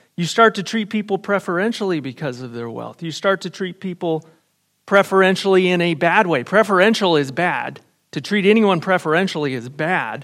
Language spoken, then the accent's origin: English; United States; I was raised in America